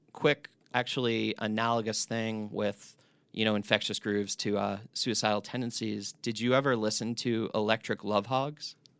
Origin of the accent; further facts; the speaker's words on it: East Coast, United States; I grew up on the East Coast